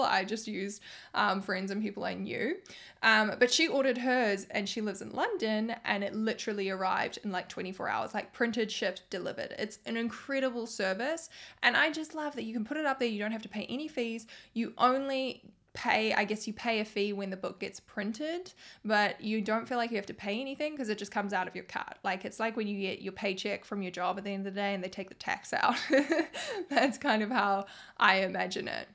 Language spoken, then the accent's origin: English; New Zealand; I'm from New Zealand